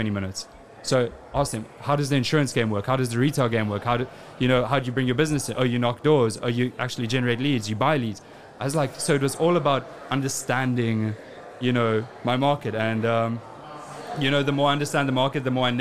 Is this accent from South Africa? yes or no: yes; South Africa; moved away as an adult; also born or lived in United Kingdom; I was born and raised in South Africa.